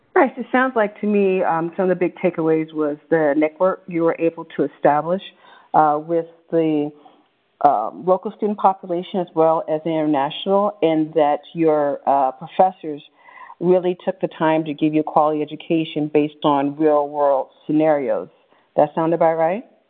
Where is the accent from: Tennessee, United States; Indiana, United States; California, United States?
California, United States; Bay Area; growing up in the Bay Area